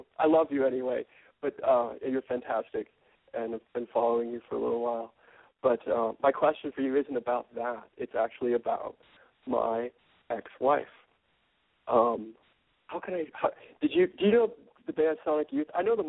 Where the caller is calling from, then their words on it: New York, United States; I'm calling you from New York, and I just turned 40.